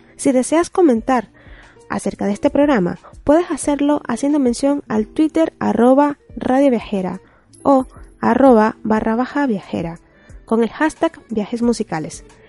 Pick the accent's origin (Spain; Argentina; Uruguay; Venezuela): Venezuela; Hola, soy venezolana